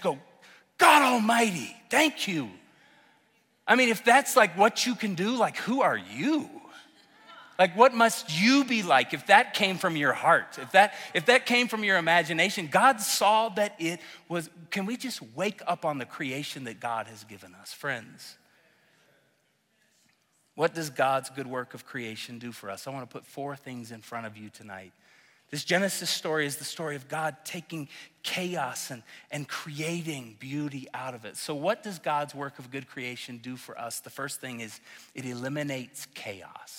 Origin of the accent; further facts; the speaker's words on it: Oklahoma, United States; moved away as an adult; now in Colorado, United States; I'm from Oklahoma. I love Oklahoma